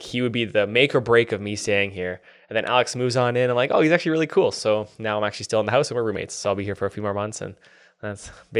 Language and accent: English; Whitecourt, Alberta, Canada; born there; also born or lived in Taber / Medicine Hat / Japan; So I was born in Whitecourt. So that's 2 hours northwest of Edmonton. So born there. Then I moved to Taber for 4 years. And then I graduated high school med's hat, lived in Japan for 2 years